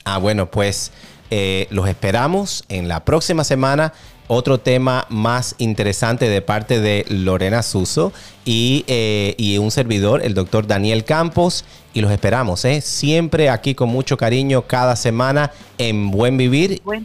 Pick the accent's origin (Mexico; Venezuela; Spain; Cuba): Cuba; yo soy cubano, eh, prácticamente llevo café en mis venas